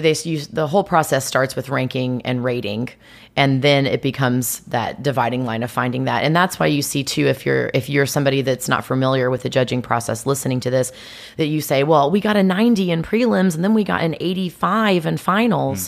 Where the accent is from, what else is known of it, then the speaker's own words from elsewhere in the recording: Greenwood, Indiana, United States; moved away as an adult; also born or lived in South Carolina; I was born in Greenwood, well, Indianapolis, but I lived in Greenwood, Indiana.